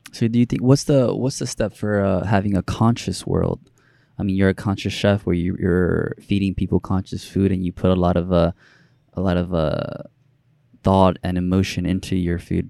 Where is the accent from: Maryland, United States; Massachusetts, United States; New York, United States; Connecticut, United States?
New York, United States; New York City; also born or lived in Dominican Republic; I grew up in New York City